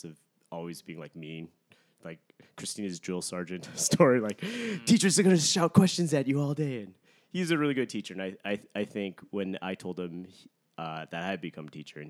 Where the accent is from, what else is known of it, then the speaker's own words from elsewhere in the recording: Kent, Washington, United States; also born or lived in Oakland, California; I grew up here in Washington State. I was born in Oakland, but I went to a public school in a suburb south of Seattle called Kent